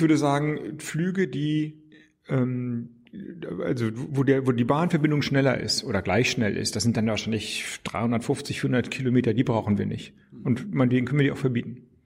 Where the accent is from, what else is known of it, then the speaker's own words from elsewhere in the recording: Flensburg, Schleswig-Holstein, Germany; moved away as an adult; now in Berlin, Germany; aus meiner Heimatstadt Flensburg